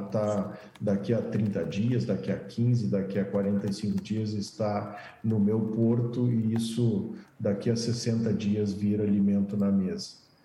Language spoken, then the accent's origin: Portuguese; Brazil; que bom que nós estamos no Brasil, que bom que somos brasileiros